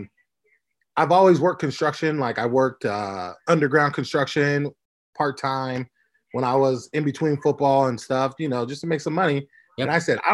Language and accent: English; Orange County, California, United States; now in Las Vegas, United States; I'm from Orange County, California